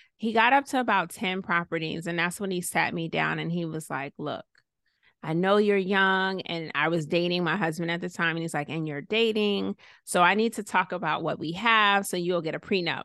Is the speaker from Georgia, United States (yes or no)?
yes; Clarkston, Georgia, United States; also born or lived in Savannah, Georgia; I was born in Savannah, raised in Clarkston, Stone Mountain area, and mostly lived with my mom